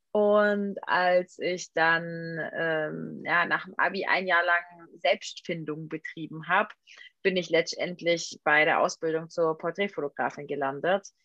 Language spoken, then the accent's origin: German; Albstadt, Baden-Württemberg, Germany; Urspring ursprünglich komme ich aus Albstadt. Ich weiß